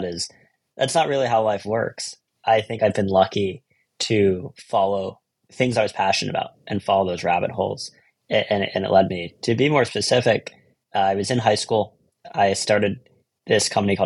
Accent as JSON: {"language": "English", "town": "Philadelphia", "region": "Pennsylvania", "country": "United States", "tie": "born or raised there", "also_born_or_lived": "California", "moved": "as an adult", "lives_now": "New York, United States", "said": "I grew up in Philadelphia"}